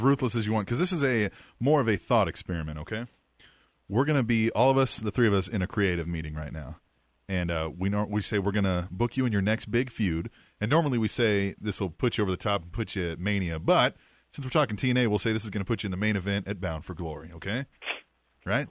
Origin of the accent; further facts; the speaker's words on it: Manhattan, Kansas, United States; was born and raised in Manhattan, Kansas myself